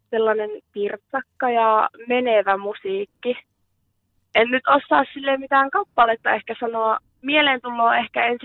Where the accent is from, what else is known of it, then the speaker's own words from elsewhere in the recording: South Ostrobothnia, Finland; moved away; No tota, minähän olen muuttanut 2019 tuolta Etelä-Pohjanmaalta tänne Savonmaille ja